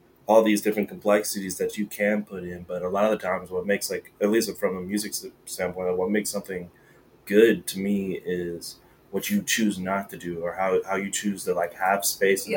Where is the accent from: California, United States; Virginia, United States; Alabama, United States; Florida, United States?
Alabama, United States; Florence; now in Seattle, United States; Born and raised in Alabama